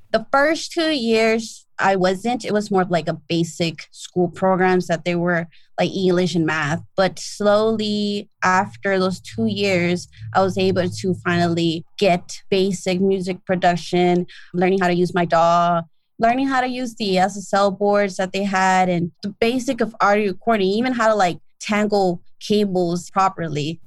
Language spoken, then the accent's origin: English; Los Angeles, California, United States; also born or lived in Chatsworth, Los Angeles; I grew up in South Central LA.